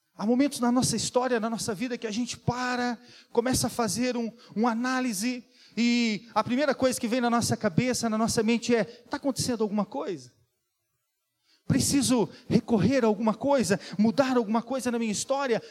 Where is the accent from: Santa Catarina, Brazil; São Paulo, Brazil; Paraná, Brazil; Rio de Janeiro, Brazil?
Santa Catarina, Brazil; Serra Catarinense; accent: da serra (Serra Catarinense); now in Blumenau, Brazil; você já percebeu o sotaque, né? Que não é, não é daqui. É da serra